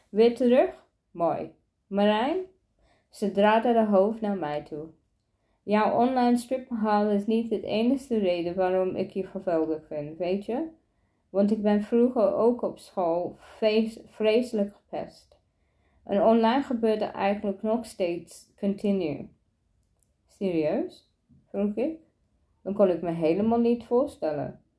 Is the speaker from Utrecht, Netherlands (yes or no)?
yes; Driebergen-Rijsenburg, Utrecht, Netherlands; Mijn ouders komen vanuit Marrakesh. de licht in Marokko en verhuisde ze naar Nederland. Ik ben geboren in Driebergen, Rijzenburg en zat in de klas met veel witte kinderen.